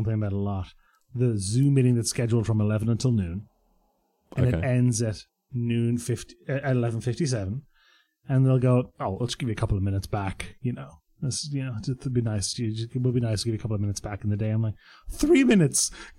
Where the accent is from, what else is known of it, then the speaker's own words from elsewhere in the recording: Croatia; born there; I was born in Croatia, you know, born in Yugoslavia at the time.